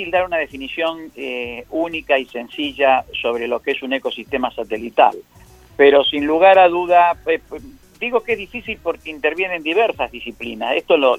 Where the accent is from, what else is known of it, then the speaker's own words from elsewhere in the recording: Adrogué, Buenos Aires Province, Argentina; Yo soy de la localidad de Adrogué, de la provincia de Buenos Aires